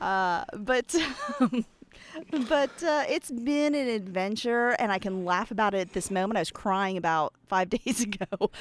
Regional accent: Pennsylvania, United States; I'm from Pennsylvania, of course, uh, but I grew up around a bunch of, um, Amish men

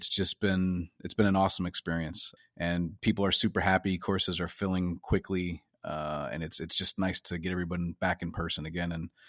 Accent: Connecticut, United States; now in Sun City West, United States; my wife and I grew up in Connecticut and there we had the humidity.

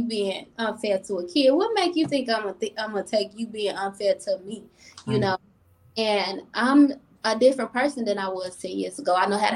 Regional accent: Chicago, Illinois, United States; now in Rochester, United States; I come from Chicago where I was taught growth and development

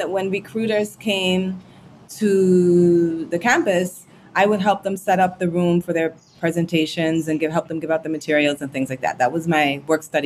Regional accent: U.S. Virgin Islands; also born or lived in Tobago, Trinidad and Tobago / St. Thomas, U.S. Virgin Islands / New York; I moved to St. Croix when I was seven. So I really feel myself more to be a Crujan than anything else, because it's where my most formative years have been

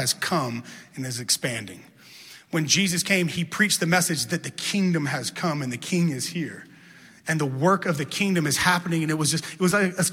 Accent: Baton Rouge, Louisiana, United States; I grew up in Baton Rouge, Louisiana

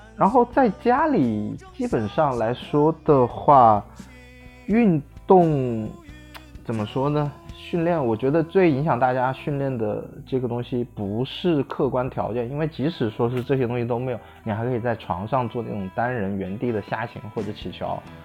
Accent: Wuhan, Hubei, China; 我来自湖北武汉。我本身也是武汉人 所以说现，现在也在武汉

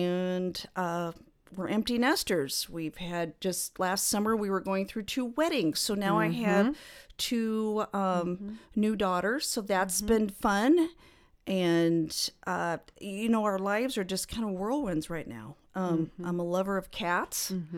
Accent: North Bend, Nebraska, United States; I grew up in this area. I grew up in North Bend, and then went to school at Kearney State for several years.

